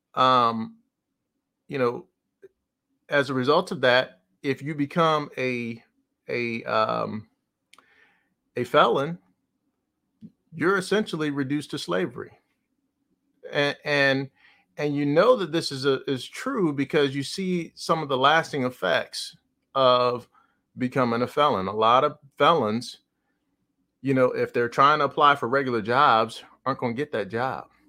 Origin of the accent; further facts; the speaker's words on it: New Jersey, United States; I'm from New Jersey